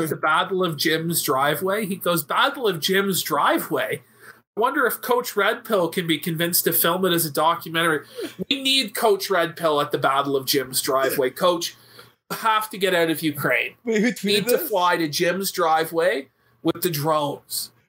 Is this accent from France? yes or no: no; Portugal; I'm from Portugal. Just a guy, man.